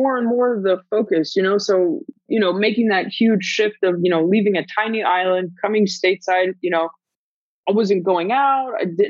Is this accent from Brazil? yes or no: no; Germany; moved away; also born or lived in Guam; So I'm originally from Germany. My dad got stationed out there. Met my mom, you know, got married, had kids, got divorced. My mom decided to move us to Guam.